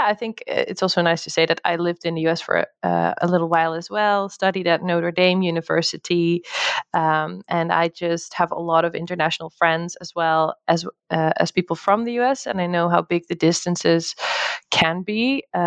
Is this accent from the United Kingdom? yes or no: no; Netherlands; moved away as an adult; also born or lived in United States; now in Portugal; I'm originally from the Netherlands